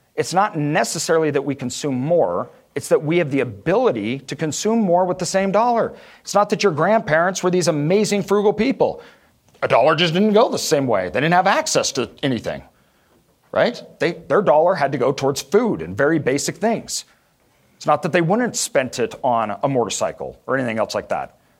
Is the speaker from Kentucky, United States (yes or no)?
no; Boise, Idaho, United States; growing up in Idaho, everything was very rural